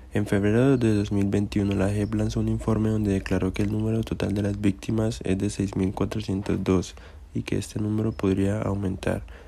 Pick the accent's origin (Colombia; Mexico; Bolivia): Colombia; como colombiano